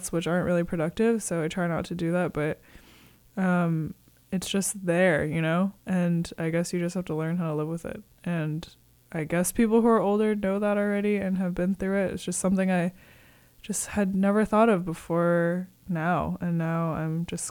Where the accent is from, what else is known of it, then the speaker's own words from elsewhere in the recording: Connecticut, United States; now in San Francisco, United States; I'm also from New England. I'm from Connecticut.